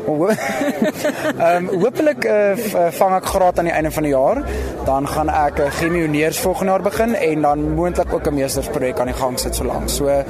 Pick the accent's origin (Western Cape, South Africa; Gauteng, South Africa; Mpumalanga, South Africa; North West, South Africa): Gauteng, South Africa; Pretoria; moved away as an adult; also born or lived in Stellenbosch; Ek kom van Pretoria in Jelaris Park af. So ek's 'n stadsjapie